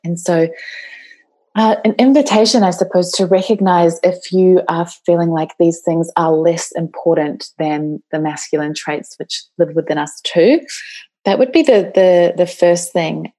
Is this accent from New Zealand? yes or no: yes; New Zealand; I come from New Zealand, and uh, that is my home country.